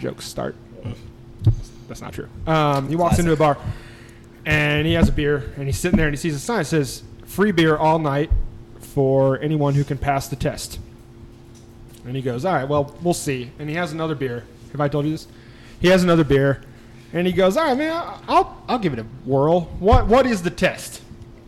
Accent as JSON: {"language": "English", "region": "Illinois", "country": "United States", "tie": "born or raised there", "moved": "yes", "said": "I grew up in Illinois"}